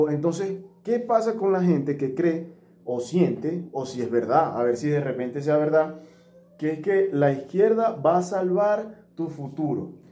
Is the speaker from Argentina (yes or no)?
no; Zulia, Venezuela; Yo soy maracucho